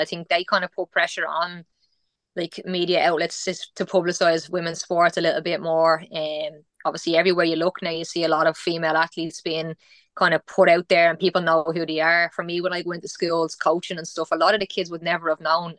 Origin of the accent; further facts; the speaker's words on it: Ireland; moved away as an adult; also born or lived in Italy; I was ready to come home